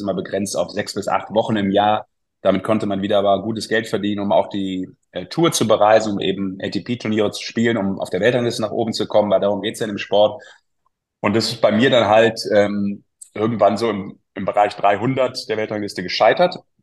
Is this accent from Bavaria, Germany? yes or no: no; Düsseldorf, North Rhine-Westphalia, Germany; als Düsseldorfer